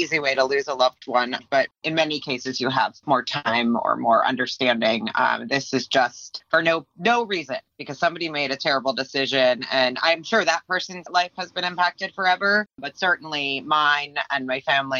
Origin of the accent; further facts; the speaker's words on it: Florida, United States; So, I grew up down here in South Florida, and I was born somewhere else. I moved back there. I moved back here.